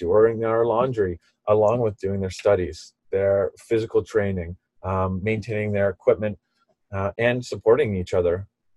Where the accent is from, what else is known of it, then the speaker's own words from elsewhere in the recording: Ontario, Canada; I'm originally from Ontario. I grew up in Ontario